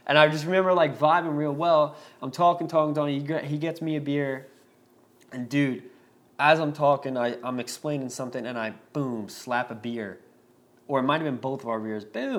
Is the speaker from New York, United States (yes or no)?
yes; Long Island, New York, United States; we're from Long Island, like I talk with my hands